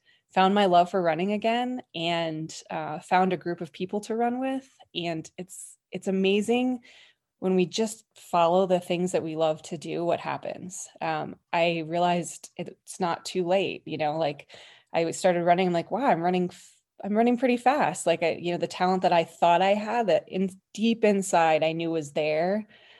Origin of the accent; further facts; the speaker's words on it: Colorado, United States; I was born and raised in Colorado.